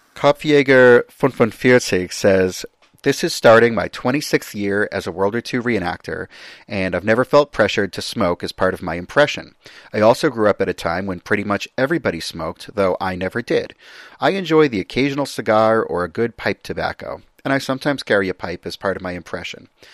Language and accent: English; United States; me as an American